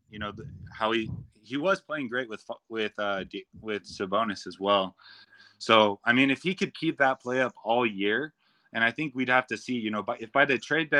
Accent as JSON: {"language": "English", "town": "Sacramento", "region": "California", "country": "United States", "tie": "born or raised there", "said": "I grew up in Sacramento. You know, I was 10 years old last time the Kings made the playoffs."}